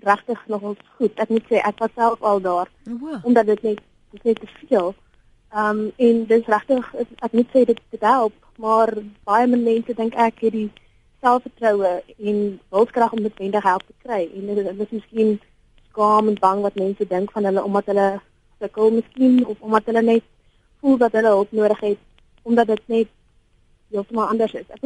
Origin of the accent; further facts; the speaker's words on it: Bloemfontein, Free State, South Africa; moved away as an adult; now in Stellenbosch, South Africa; En ek is van Bloemfontein af en ek moet sê, ek was in 'n briljante skool in Bloemfontein